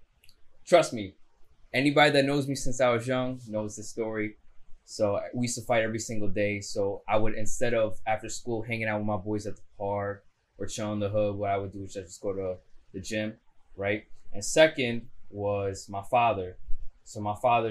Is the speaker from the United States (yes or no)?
yes; New York City, New York, United States; I was born and raised in Astoria